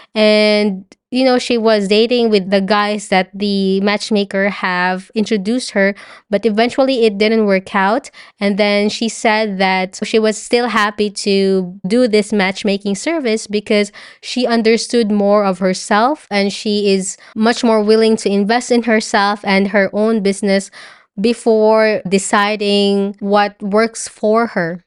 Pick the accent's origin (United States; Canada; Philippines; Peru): Philippines; moved away